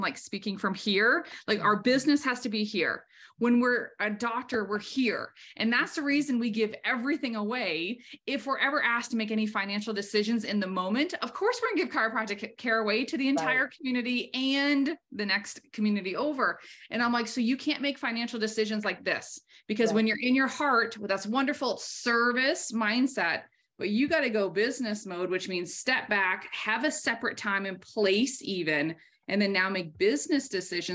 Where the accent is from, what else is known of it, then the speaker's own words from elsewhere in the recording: Maine, United States; I was raised in Maine. I'm very proud of my New England roots